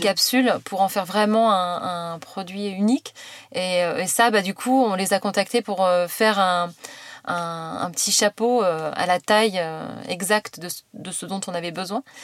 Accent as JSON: {"language": "French", "town": "Le Havre", "region": "Normandy", "country": "France", "also_born_or_lived": "Paris", "moved": "as an adult", "said": "je viens du Havre, euh, et, euh, j'ai fait, euh, un bac, euh, un bac E S, euh, classique"}